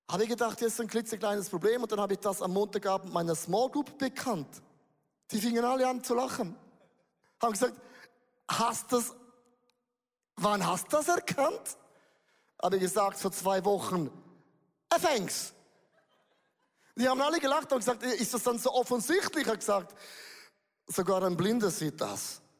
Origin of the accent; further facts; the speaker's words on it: Switzerland; zu das bin ich zu wenig gut, auch als ein Schweizer.